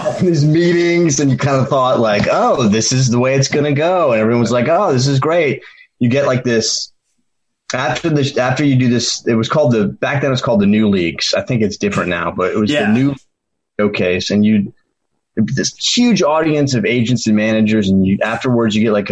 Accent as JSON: {"language": "English", "town": "Worcester", "region": "Massachusetts", "country": "United States", "tie": "born or raised there", "also_born_or_lived": "Boston, Massachusetts / Seattle, Washington", "said": "Um, born in Boston. Then within like two months, my parents moved us to Seattle, Washington. Uh, spent eight years there before we moved back to Massachusetts, a suburb of Boston called Worcester."}